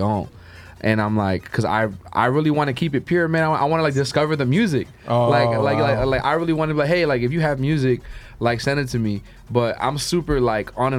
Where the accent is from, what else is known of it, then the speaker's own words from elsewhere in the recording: New York City, New York, United States; now in Atlanta, United States; I'm a kid from Brooklyn who now lives in Atlanta.